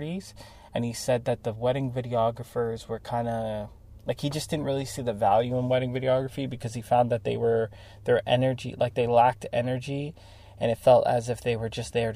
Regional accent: Toronto, Ontario, Canada; I'm from Toronto, Canada, so it's super multicultural there

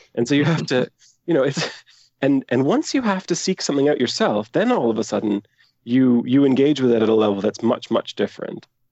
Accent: Aberdeen, Scotland, United Kingdom; now in Canada; I was born in Canada, but I moved to Aberdeen as a very young child.

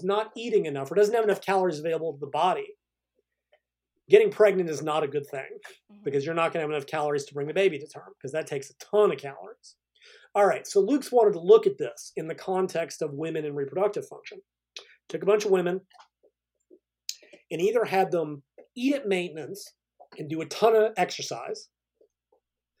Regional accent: United States; I'm an American

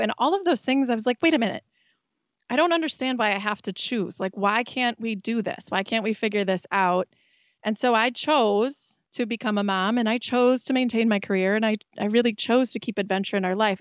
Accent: Wisconsin, United States; We're from Wisconsin

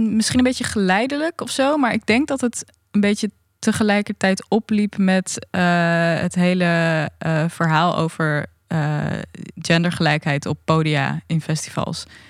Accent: Leeuwarden, Friesland, Netherlands; ik kom nu vanuit Leeuwarden gereisd. En daar ben ik ook opgegroeid.

